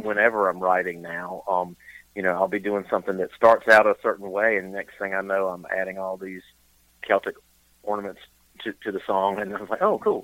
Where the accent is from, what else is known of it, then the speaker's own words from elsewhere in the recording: eastern North Carolina, United States; also born or lived in Charlotte, North Carolina / Boone, North Carolina; born and raised in North Carolina, grew up in uh, eastern North Carolina